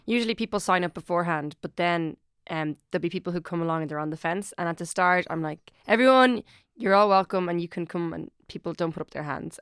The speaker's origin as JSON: {"language": "English", "town": "Dublin", "region": "Leinster", "country": "Ireland", "said": "I'm from Ireland, I'm from Dublin"}